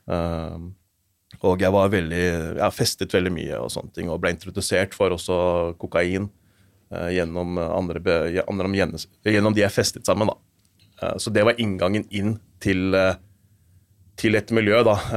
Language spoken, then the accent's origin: Norwegian; Asker, Akershus, Norway; jeg er født og oppvokst i Asker